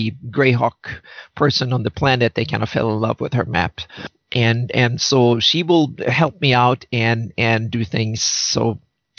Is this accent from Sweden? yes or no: yes; Sweden; moved away as an adult; now in California, United States; I grew up in Sweden and moved to California 7 years ago.